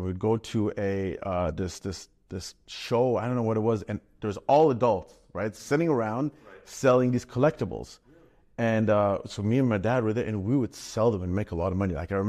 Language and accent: English; Berlin, Germany; English is a second language; So I grew up, born and raised in Germany, Berlin. I lived there in a Jewish housing because my parents didn't have much money.